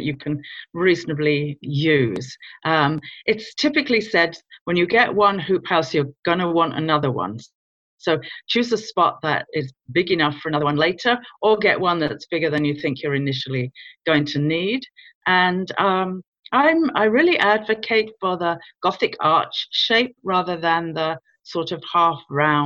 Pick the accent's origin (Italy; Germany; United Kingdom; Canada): United Kingdom; London; moved away as an adult; now in Virginia, United States; I was born in London in the UK.